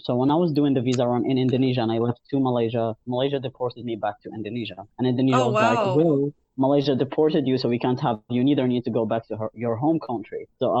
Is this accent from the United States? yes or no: no; Algeria; moved away as an adult; now in Montreal, Canada; I'm almost 23. I live in Montreal, Canada, and I happen to be an Algerian trans man.